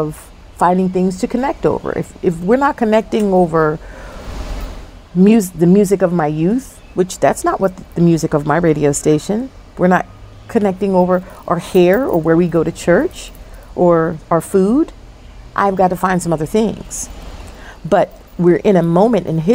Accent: New Jersey, United States; now in Charlotte, United States; I was raised in Jersey

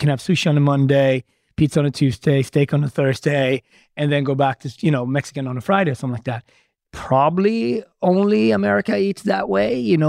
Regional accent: Sweden; also born or lived in Ethiopia; now in New York City, United States; I was born in the Horn of Africa in Ethiopia, grew up in Sweden, traveled and worked in Japan and Switzerland and France, live in Harlem, specifically New York City, right?

